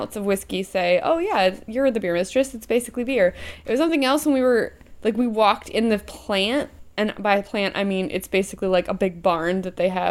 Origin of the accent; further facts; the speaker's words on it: United States; I'm American